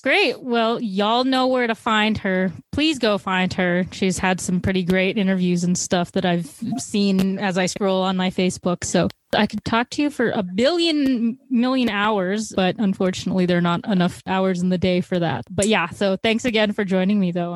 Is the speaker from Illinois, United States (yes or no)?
yes; Chicago, Illinois, United States; I'm from Chicago, and I'd like to think we're like a big media producing place